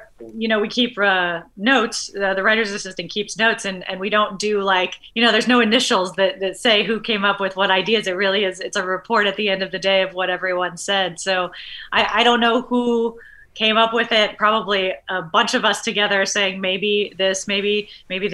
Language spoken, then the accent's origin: English; United States; moved away; I am from a town on the Kansas-Nebraska border